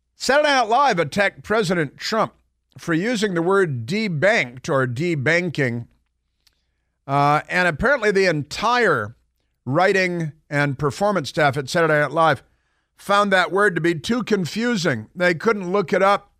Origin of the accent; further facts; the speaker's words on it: Chicago, Illinois, United States; now in Washington, D.C., United States; I live in Washington, D C. I lived here forever. I grew up in Chicago